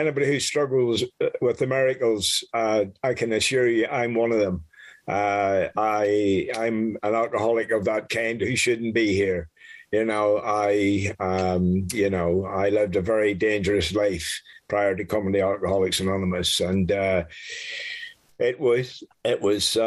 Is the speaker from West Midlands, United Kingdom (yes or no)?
no; Northern Ireland, United Kingdom; now in France; I was born in Northern Ireland in the early 50s